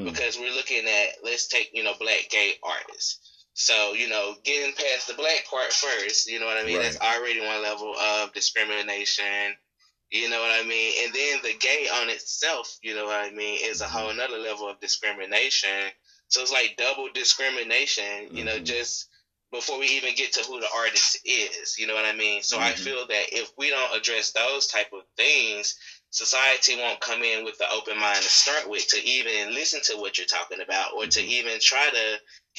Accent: the South, United States; I'm from the South

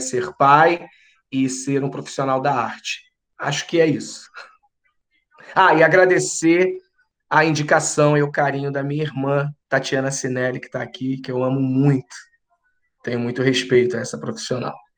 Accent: Rio de Janeiro, Brazil; sou carioca

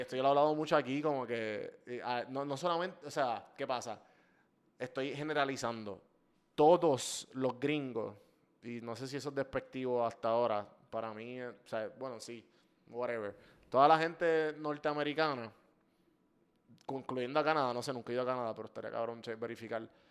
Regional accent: Puerto Rico

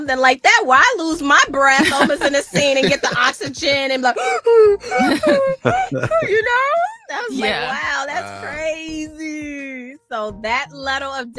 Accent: Chicago, Illinois, United States; I'm coming from Chicago

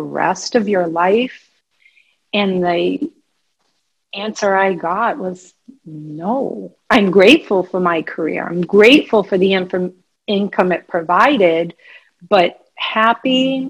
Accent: Massachusetts, United States; I'm an East Coast girl. I'm from Massachusetts

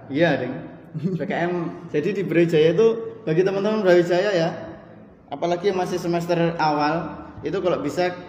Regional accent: Gadungan, East Java, Indonesia; Riwayat pendidikan dulu alhamdulillah pernah TK, kemudian SD di desa Gadungan. Nama desa saya Gadungan.

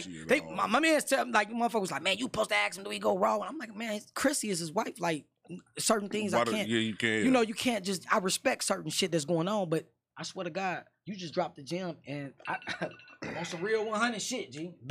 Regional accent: New York, United States; We come from New York.

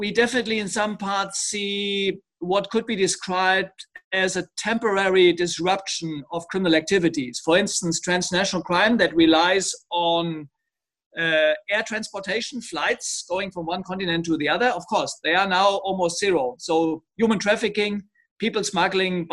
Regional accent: Germany; moved away as an adult; now in Lyon, France; my home country, Germany

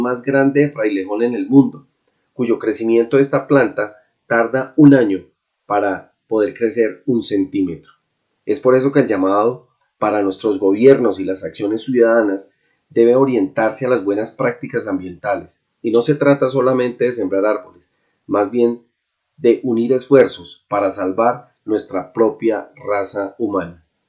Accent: Colombia

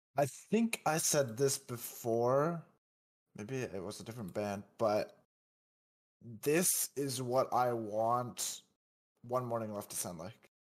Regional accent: Canada; I was just being Canadian

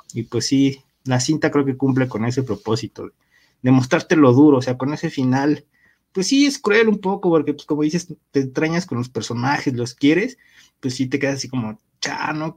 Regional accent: Mexico; como mexicanos

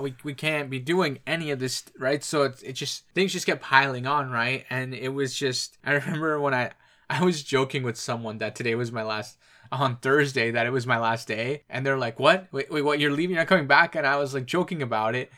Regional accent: Ontario, Canada; we're from Ontario

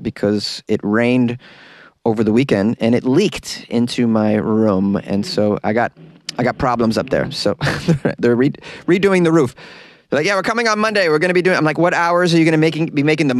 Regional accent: Boston, Massachusetts, United States; now in Los Angeles, United States; I'm a Bostonian

